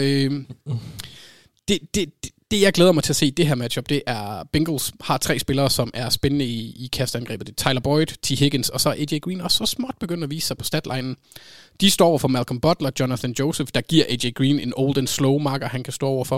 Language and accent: Danish; North Jutland, North Denmark Region, Denmark; Jeg er fra Nordjylland